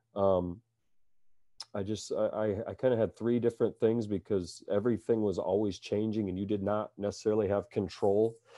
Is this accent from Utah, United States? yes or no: no; Cedar Falls, Iowa, United States; I was born and raised in Cedar Falls, Iowa